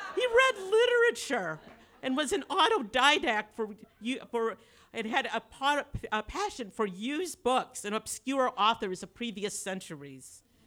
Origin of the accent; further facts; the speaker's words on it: Grand Rapids, Michigan, United States; I was like the dullest person from Dole Grand Rapids